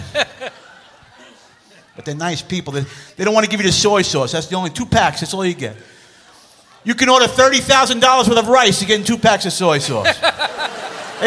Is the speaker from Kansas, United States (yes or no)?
no; New York, United States; I was born in New York